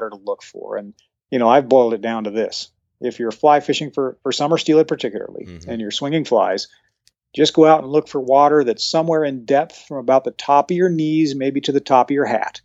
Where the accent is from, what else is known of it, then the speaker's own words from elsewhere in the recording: Henry's Fork, Idaho, United States; when I grew up on the Henry's Fork